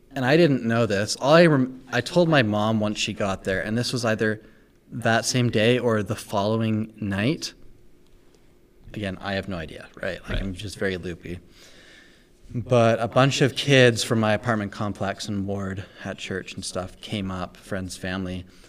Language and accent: English; Calgary, Alberta, Canada; also born or lived in Victoria; now in Utah, United States; Then we moved to Calgary and that's honestly where I say I'm from because I lived there literally for